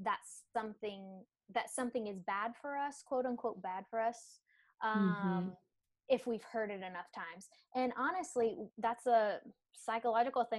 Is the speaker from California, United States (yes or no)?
no; Tennessee, United States; now in South Carolina, United States; I'm from Tennessee originally, but I've been in the South most of my life. Well, all my life